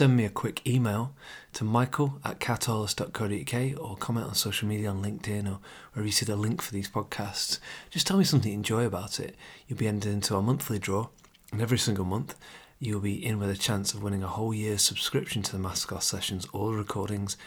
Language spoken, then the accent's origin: English; England, United Kingdom; I'm English, I live in the UK